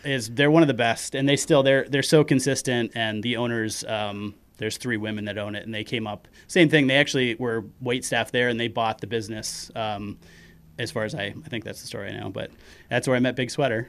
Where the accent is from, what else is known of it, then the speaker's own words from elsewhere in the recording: Kenduskeag, Maine, United States; accent: Maine; also born or lived in Bangor; I grew up in Kanduskeg, which is, you know, fifteen minutes inland